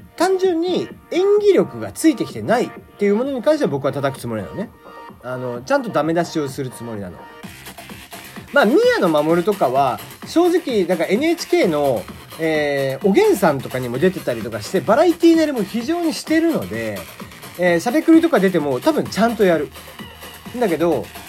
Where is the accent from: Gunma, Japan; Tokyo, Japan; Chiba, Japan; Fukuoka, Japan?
Fukuoka, Japan; accent: Hakata dialect; moved away; 僕もね こうちょいちょい博多弁っぽい鉛になったりだとか、えー、方言を使ったりだとかまあ語尾特に語尾ねえー、ななしようとみたいな感じにはよくなる